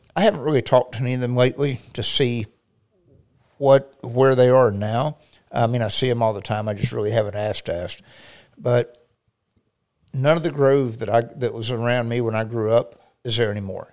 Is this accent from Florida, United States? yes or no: yes; Highland City, Florida, United States; I grew up in South Lake on Highland City area